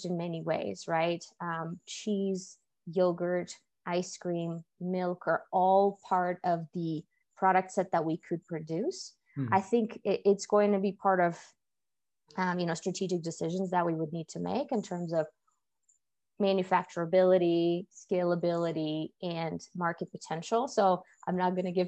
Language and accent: English; Russia; moved away; I was actually born and raised in Russia in a relatively small science-based town that was founded to support a nuclear research facility.